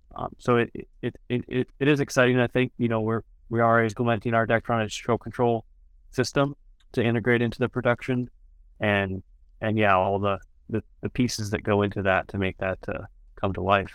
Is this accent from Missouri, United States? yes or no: no; South Dakota, United States; growing up in South Dakota